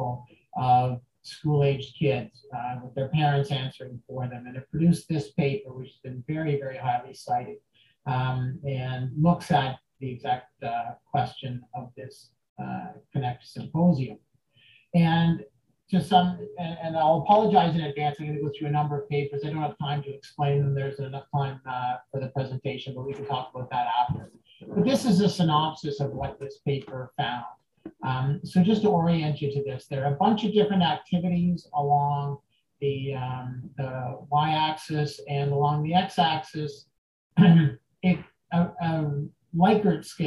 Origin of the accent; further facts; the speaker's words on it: Canada; I'm from Canada, and this is where I do my work